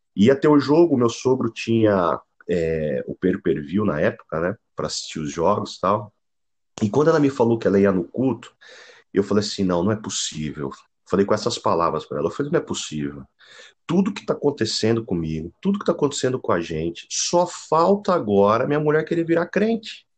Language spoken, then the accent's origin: Portuguese; Santo André, São Paulo, Brazil; also born or lived in Jabaquara, São Paulo; Eu, eu sou natural de Santo André